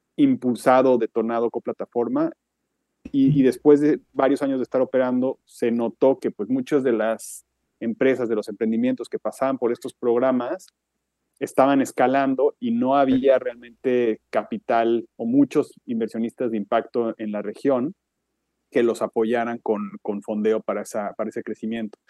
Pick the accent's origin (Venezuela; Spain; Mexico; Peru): Mexico; moved away as an adult; also born or lived in Switzerland; now in New York, United States; soy mexicano, aunque llevo muchos años viviendo fuera del país